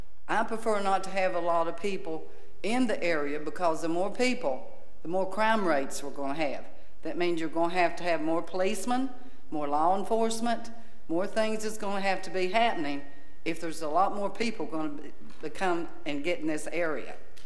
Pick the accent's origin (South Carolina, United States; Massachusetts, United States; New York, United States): South Carolina, United States; Charleston; because my husband and I came from Charleston, South Carolina. We moved here.